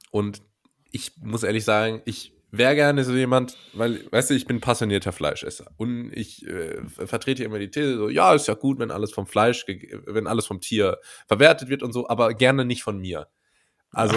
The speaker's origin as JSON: {"language": "German", "region": "Rhineland-Palatinate", "country": "Germany", "tie": "born or raised there", "said": "Das ist eine regionale Spezialität in meiner Heimat."}